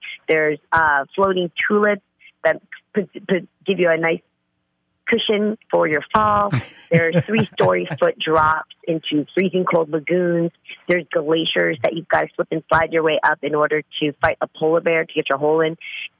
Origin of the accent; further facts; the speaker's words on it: California, United States; I'm the girl from the Bay, man. I bring it.